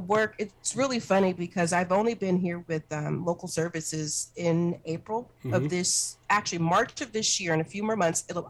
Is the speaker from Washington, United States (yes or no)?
yes; Seattle, Washington, United States; also born or lived in Berkeley, California / Northern California; Have been raised predominantly on the West Coast, Northern California. I was born in Berkeley. Migrated here to the Seattle area in the late 70s and was raised within King County, South Seattle.